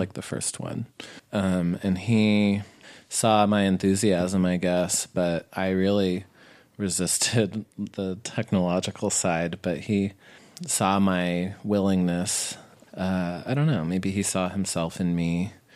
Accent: New Mexico, United States; I grew up in New Mexico.

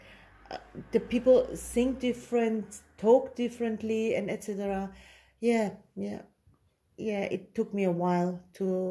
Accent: Stuttgart, Baden-Württemberg, Germany; English is a second language; now in Buckingham, United Kingdom; I'm from Stuttgart, from south

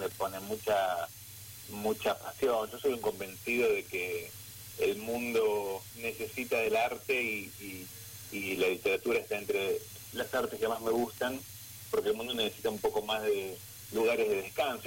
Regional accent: Buenos Aires, Argentina; moved away as an adult; now in San Rafael, Argentina; yo nací en Buenos Aires, en Capital Federal

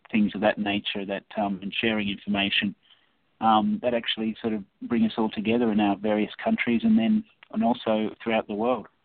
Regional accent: Australia; we do our best to sort of make people aware um, that we're from Australia

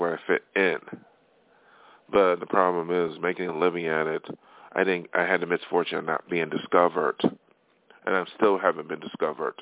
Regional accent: hometown with Erie Community College, New York, United States; moved away as an adult; now in Los Angeles, United States; study music in my hometown, you know, at Erie Community College

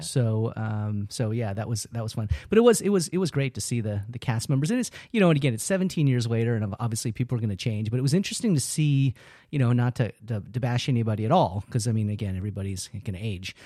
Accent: New York, United States; moved away; I'm originally from New York

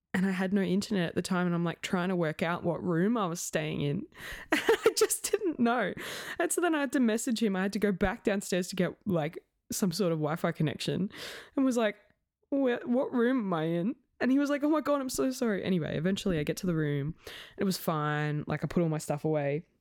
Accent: Australia; I was from Australia

